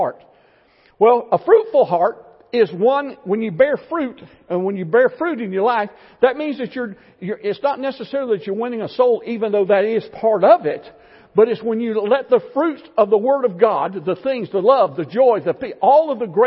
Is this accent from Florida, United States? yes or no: yes; Florida, United States; I grew up in Florida